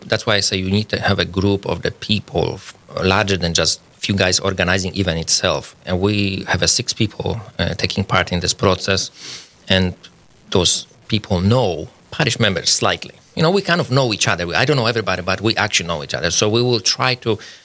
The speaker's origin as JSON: {"language": "English", "country": "Poland", "also_born_or_lived": "Minnesota, United States", "second_language": "English", "moved": "as an adult", "lives_now": "Fargo, United States", "said": "I'm Polish. I came to the United States about 16 years ago."}